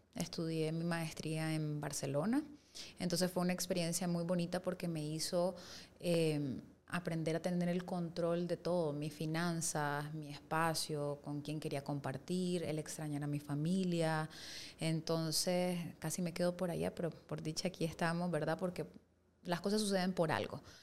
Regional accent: Costa Rica; moved away; yo nací en Costa Rica y nosotros vivíamos allá

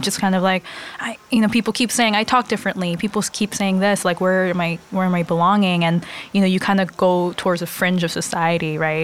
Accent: Los Angeles, California, United States; also born or lived in San Marino, California; now in New York, United States; I grew up

